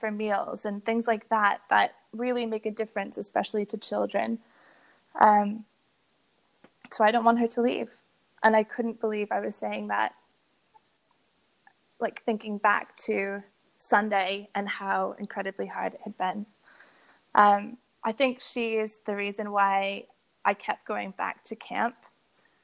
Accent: Boston, Massachusetts, United States; I grew up in Boston.

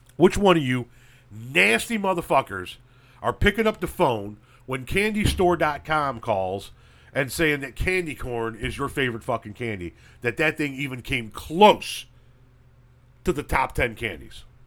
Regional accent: Illinois, United States; my home state of Illinois

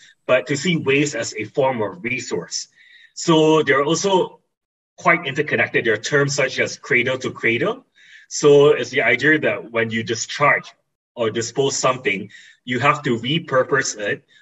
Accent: East Coast of Peninsular Malaysia, Malaysia; growing up in the East Coast of Peninsula Malaysia, I've always been exposed

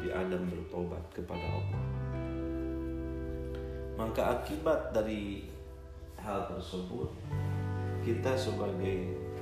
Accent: Kuningan, West Java, Indonesia; Saya berasal dari Kabupaten Kuningan, Jawa Barat

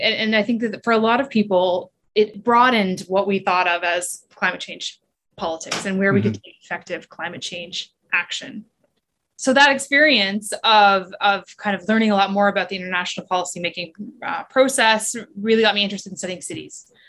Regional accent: southern Ontario, Canada; I grew up on Lake Ontario. Um, so I've always lived in, in southern Ontario and I grew up in Williams Treaty Territory

